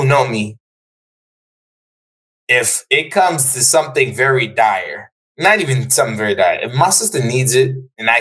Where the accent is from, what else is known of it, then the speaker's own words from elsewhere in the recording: Jamaica; now in United States; I am Jamaican and I live in America